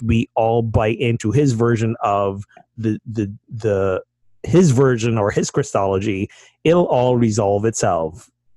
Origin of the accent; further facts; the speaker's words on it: Barbados; moved away; I'm from Barbados